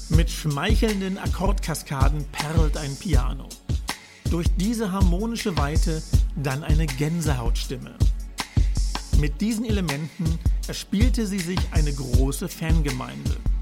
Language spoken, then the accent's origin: German; Berlin, Germany; Ich als gebürtiger Berliner